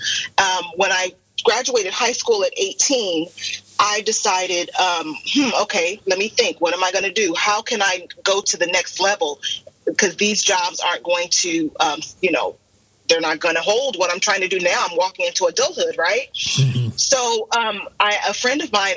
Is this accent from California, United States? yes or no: yes; California, United States; now in Arizona, United States; I'm originally from California, born and raised.